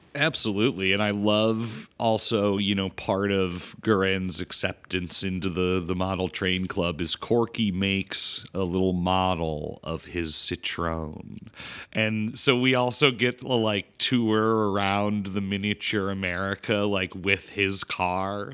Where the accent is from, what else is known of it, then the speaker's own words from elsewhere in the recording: Chicago, Illinois, United States; I'm from Chi-, Chicago, big Polish town